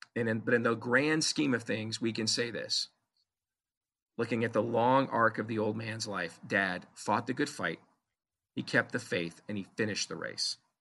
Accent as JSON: {"language": "English", "country": "United States", "said": "I'm an American"}